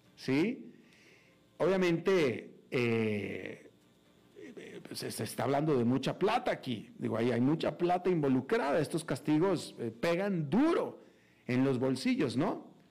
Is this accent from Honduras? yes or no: no; Mexico; now in United States